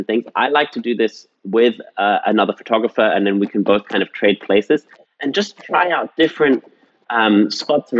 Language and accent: English; England, United Kingdom; I grew up in England